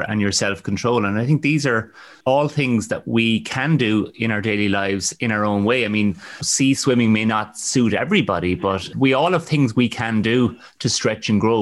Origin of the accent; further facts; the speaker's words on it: Ireland; I think as Irish people, we've always had a strong sense